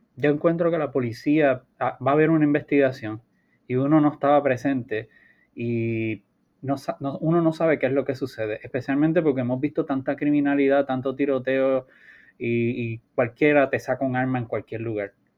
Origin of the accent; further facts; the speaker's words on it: Puerto Rico; nosotros tenemos la tendencia como puertorriqueños